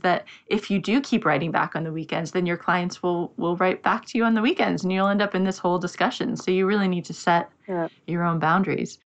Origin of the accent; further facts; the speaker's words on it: United States; now in London, United Kingdom; I'm in London, but I'm American